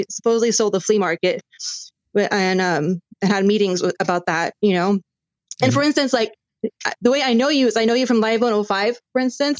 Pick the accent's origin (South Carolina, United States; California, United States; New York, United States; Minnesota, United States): California, United States; Cupertino; also born or lived in Silicon Valley; I live right by Google, to be honest, you know, and I grew up in Cupertino and like, I went to the best schools out here